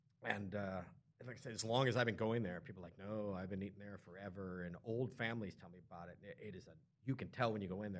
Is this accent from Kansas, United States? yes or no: no; Michigan, United States; I grew up in Michigan